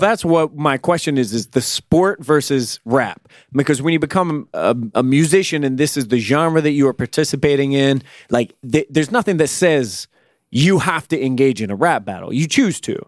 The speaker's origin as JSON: {"language": "English", "region": "Virginia", "country": "United States", "said": "I'm from Virginia, where there ain't shit"}